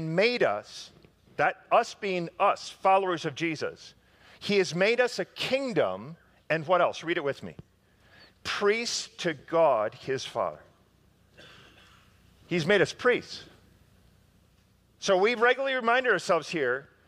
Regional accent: Park Ridge, Illinois, United States; my hometown of Park Ridge

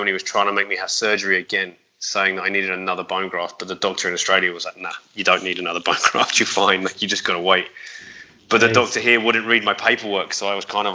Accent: Aldershot, South East England, United Kingdom; moved away as an adult; now in London, United Kingdom; I grew up there until I was 19

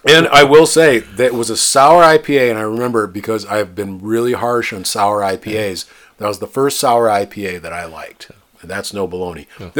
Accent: United States; moved away; Where I grew up on the Mississippi

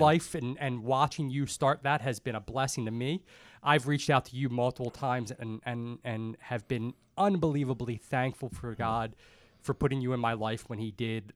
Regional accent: Dundalk, Maryland, United States; I grew up in Dundalk

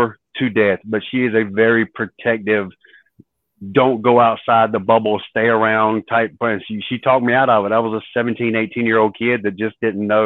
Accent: outside of Raleigh, North Carolina, United States; we grew up right outside of Raleigh, North Carolina, and pretty much the same area I'm still at right now

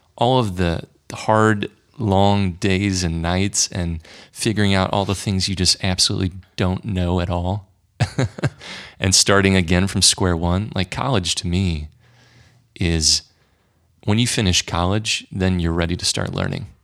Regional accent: St. Louis, Missouri, United States; born or raised there

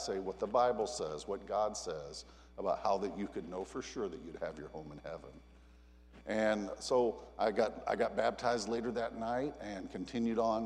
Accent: Texas, United States; I was born and raised in Texas

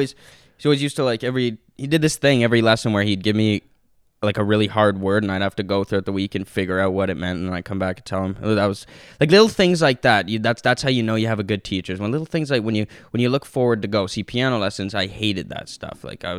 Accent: Toronto, Ontario, Canada; from Toronto, like who's

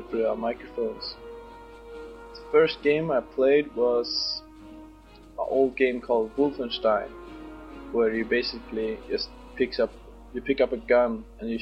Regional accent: Sweden; English is a second language; moved away as an adult; now in Scotland, United Kingdom; I'm from Sweden, 20 years old, and I'm living in Scotland now

